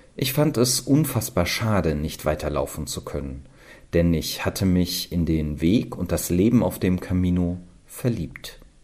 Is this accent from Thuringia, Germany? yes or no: yes; Eisenach, Thuringia, Germany; komme gebürtig aus Eisenach in Thüringen